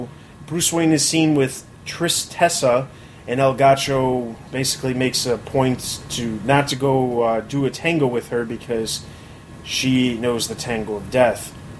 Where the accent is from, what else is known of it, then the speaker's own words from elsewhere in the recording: England, United Kingdom; even though I am English